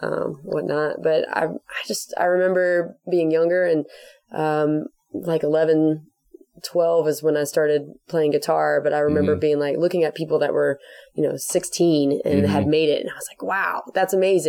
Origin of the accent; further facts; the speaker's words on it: Anderson, South Carolina, United States; also born or lived in Atlanta, Georgia; now in Greenville, United States; I'm originally from Atlanta, and then grew up in Anderson, and then moved to Greenville as soon as I could.